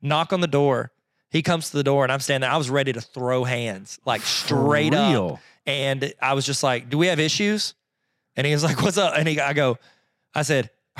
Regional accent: Arkansas, United States; also born or lived in Georgia, United States; in fifth grade when I moved from Georgia to Arkansas.

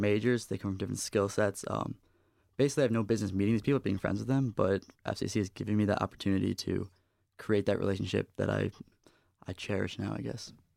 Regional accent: New York, United States; moved away as an adult; now in East Lansing, United States; I come from out of state. I come from New York, and coming to school here, I knew absolutely nobody

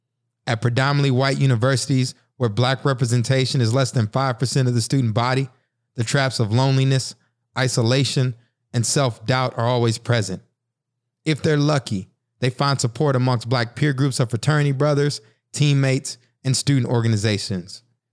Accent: College Station, Texas, United States; … and I grew up in Bryan College Station, Texas, commonly referred to as the BCS.

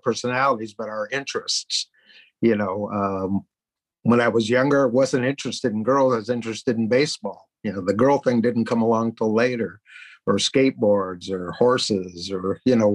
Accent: Los Angeles, California, United States; also born or lived in Studio City, California; Born at Hollywood Presbyterian Hospital on Vermont

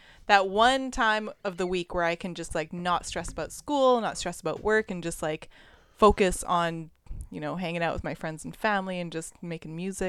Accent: Prince Rupert, British Columbia, Canada; moved away as an adult; also born or lived in Terrace; now in Vancouver, Canada; From Prince Rupert. Well, I grew up in Prince Rupert, but my family comes from Loch Willems.

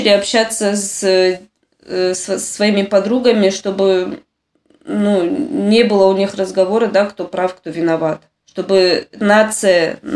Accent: Makhachkala, Dagestan, Russia; now in Nof HaGalil, Israel; Я м, приехала в Израиль из Махачкалы.

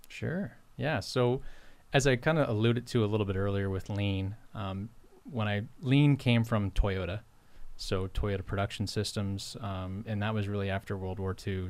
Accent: Port Williams, Nova Scotia, Canada; moved away as an adult; now in Timberlea, Canada; home originally for me is Port Williams, Nova Scotia, and, and the valley. Um, so I grew up on a poultry and dairy farm there

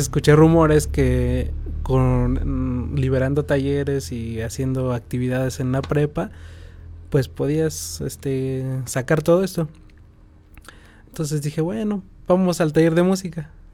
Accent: San Juan del Río, Querétaro, Mexico; Yo soy originario de aquí de San Juan, este, vivo en San Pedro Bacatlán

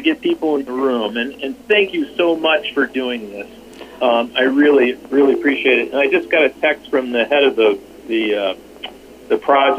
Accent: Juneau, Alaska, United States; I'm from Juneau. I'm a long-term resident of Juneau

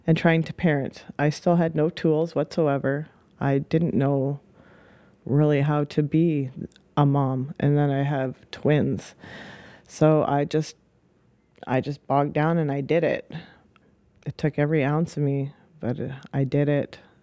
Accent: Saskatoon, Saskatchewan, Canada; also born or lived in Hope, British Columbia / Spuzzum, British Columbia / Okanagan, British Columbia / Victoria, British Columbia; About the age of four, moved over to Saskatoon

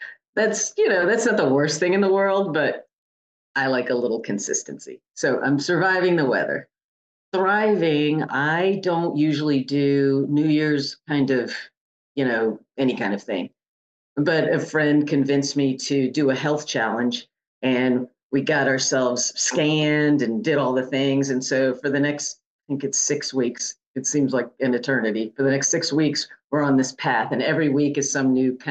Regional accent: Connecticut, United States; moved away; I'm from the Northeast, from Connecticut

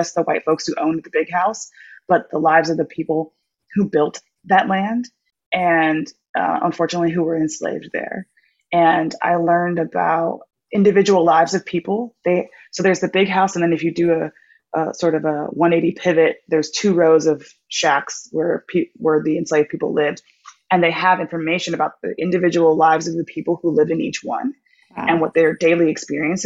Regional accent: Orange County, California, United States; I grew up in Orange County, California

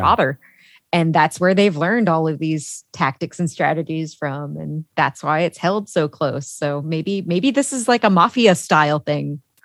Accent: Chicago, Illinois, United States; I'm from Chicago

